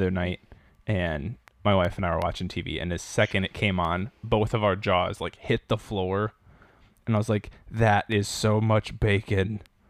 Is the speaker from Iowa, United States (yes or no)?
yes; Iowa, United States; growing up in Iowa.